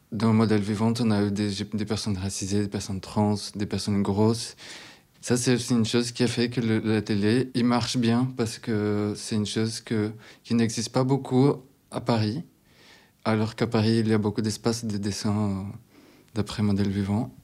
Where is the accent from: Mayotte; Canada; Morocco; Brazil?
Brazil; Recife, Pernambuco; French is a second language; moved away as an adult; now in France; Je viens de Recife, au Brésil, une ville au nord-est du Brésil